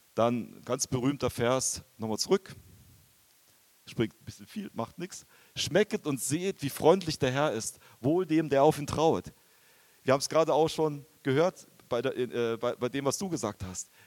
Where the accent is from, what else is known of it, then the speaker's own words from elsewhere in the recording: Bavaria, Germany; moved away; also born or lived in Japan; ich komme eigentlich aus Bayern